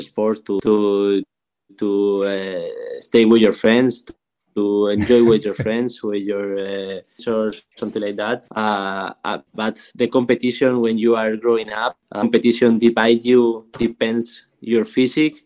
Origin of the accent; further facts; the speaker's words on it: Madrid, Community of Madrid, Spain; English is a second language; moved away as an adult; now in Barcelona, Spain; I'm from Madrid